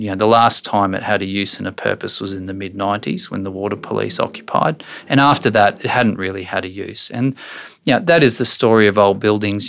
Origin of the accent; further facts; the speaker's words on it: Brisbane, Queensland, Australia; I grew up in Brisbane